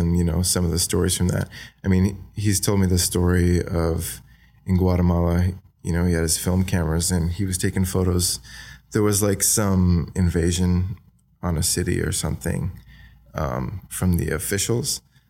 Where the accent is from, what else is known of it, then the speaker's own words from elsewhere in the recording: Wagga Wagga, New South Wales, Australia; So I grew up in Wagga Wagga. I went to high school there, you know, eventually.